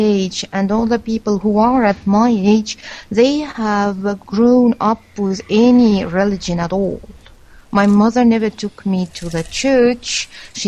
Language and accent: English; Estonia; English is a second language; Yes, I was born in Estonia. And I've always lived in Estonia, and I am an Estonian.